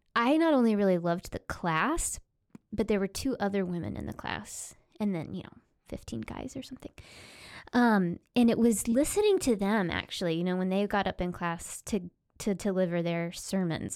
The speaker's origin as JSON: {"language": "English", "region": "Oklahoma", "country": "United States", "tie": "born or raised there", "said": "I grew up in Oklahoma in a really conservative, evangelical Christianity, Southern Baptist roots"}